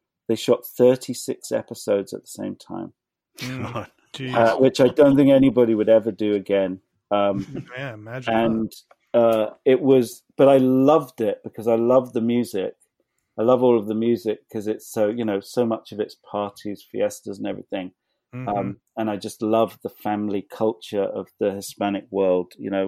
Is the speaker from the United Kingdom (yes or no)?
yes; England, United Kingdom; which come growing up in England, we always used to get French and Italian films from the video shop.